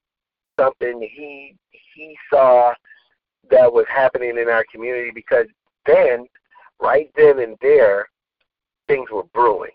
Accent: United States; we as people, as African American community

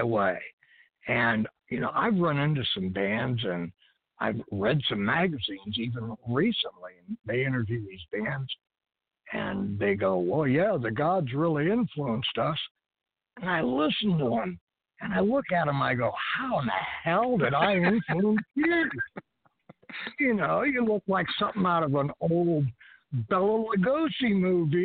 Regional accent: United States; I'm an American.

